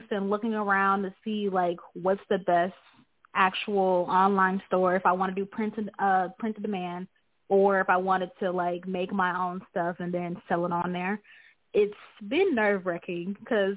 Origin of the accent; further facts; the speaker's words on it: Detroit, Michigan, United States; also born or lived in Kalamazoo, Michigan; I'm actually from Detroit, Michigan, but right now, since I'm at school, you know, I'm in Kalamazoo.